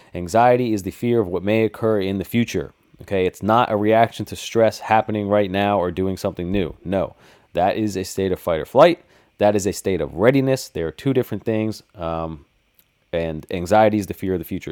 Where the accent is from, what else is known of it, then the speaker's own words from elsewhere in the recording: New Jersey, United States; I'm from New Jersey, too